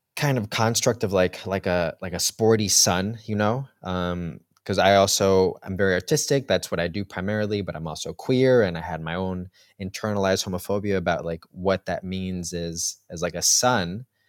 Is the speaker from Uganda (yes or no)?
no; Colombia; also born or lived in New York; now in Berlin, Germany; we're from Colombia